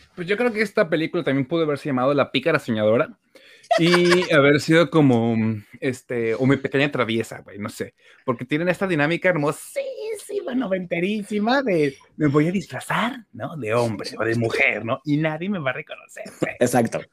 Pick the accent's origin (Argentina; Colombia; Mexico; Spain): Mexico; nosotros como mexicanos también tenemos una eh, sociedad súper católica